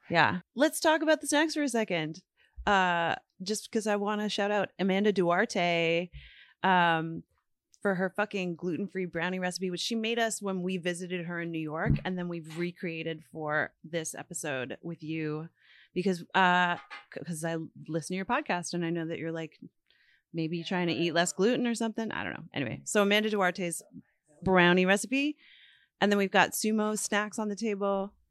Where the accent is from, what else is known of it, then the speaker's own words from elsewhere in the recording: Newfoundland and Labrador, Canada; moved away; growing up in Newfoundland